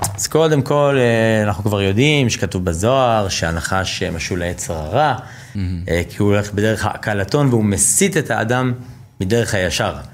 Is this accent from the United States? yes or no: yes; United States; now in Israel; אני יליד ארה"ב, אה, אבא שלי ישראלי, אימא אמריקאית